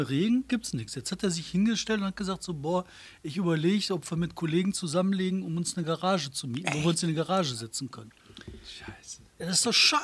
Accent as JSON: {"language": "German", "town": "Bottrop", "region": "North Rhine-Westphalia", "country": "Germany", "tie": "born or raised there", "said": "wir haben in Bottrop, als ich aufgewachsen bin"}